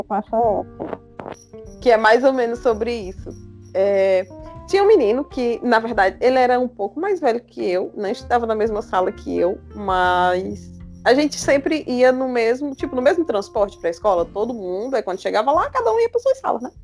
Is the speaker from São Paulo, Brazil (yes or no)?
no; Jaguaribe, Ceará, Brazil; now in Limoeiro do Norte, Brazil; Eu e a Luanda somos de Jaguaribe, mas a gente só se conheceu mesmo quando eu vim morar aqui em Limoeiro